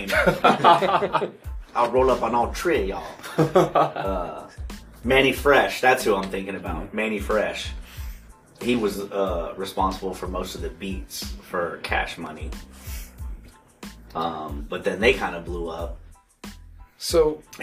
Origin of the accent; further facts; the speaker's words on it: the South, United States; But then, like I said, I grew up in the South, yeah. so like back when I was in high school, it was all about No Limit, …